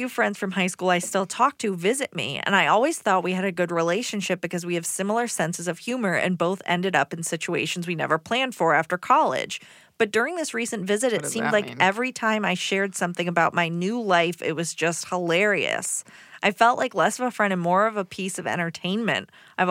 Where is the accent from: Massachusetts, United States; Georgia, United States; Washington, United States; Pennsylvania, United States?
Georgia, United States; Decatur; now in Atlanta, United States; I'm from Decatur.